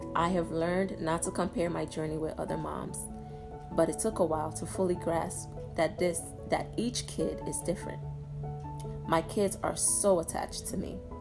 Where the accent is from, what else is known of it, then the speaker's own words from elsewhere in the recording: Nigeria; As a Nigerian